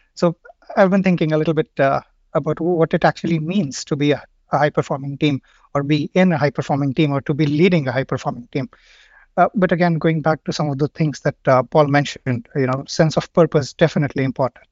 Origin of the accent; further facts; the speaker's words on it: India; moved away as an adult; now in Stockholm, Sweden; I come from India. I've been living here in, uh, Stockholm for five years now.